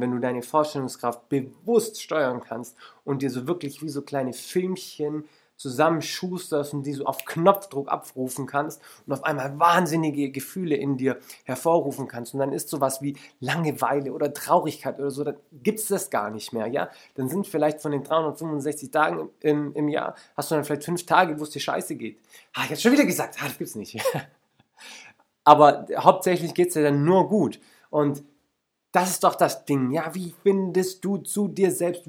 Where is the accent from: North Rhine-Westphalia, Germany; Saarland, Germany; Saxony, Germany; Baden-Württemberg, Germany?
Baden-Württemberg, Germany; Lake Constance; Ich bin zum Beispiel am Bodensee aufgewachsen